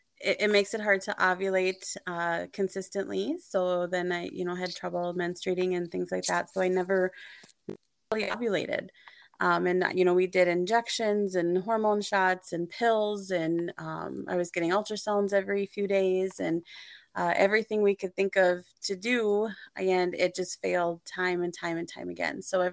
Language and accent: English; Minnesota, United States; I grew up in Minnesota, central Minnesota. We kind of moved around a lot.